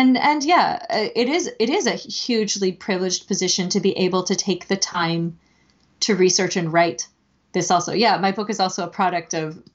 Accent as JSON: {"language": "English", "region": "California", "country": "United States", "tie": "born or raised there", "also_born_or_lived": "Japan", "moved": "yes", "said": "I'm from California, but I've been doing a little reflecting on like the history of the town I grew up in California"}